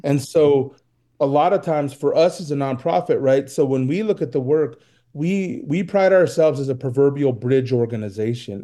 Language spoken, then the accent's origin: English; Reno, Nevada, United States; I'm from Reno